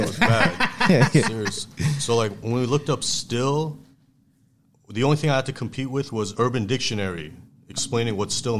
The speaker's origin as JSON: {"language": "English", "town": "Toronto", "region": "Ontario", "country": "Canada", "tie": "born or raised there", "also_born_or_lived": "Iran", "said": "I grew up in Canada."}